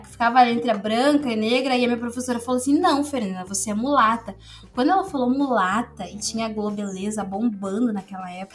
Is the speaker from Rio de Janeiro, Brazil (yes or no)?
no; Novo Hamburgo, Rio Grande do Sul, Brazil; eu sou de Novo Hamburgo desde de sempre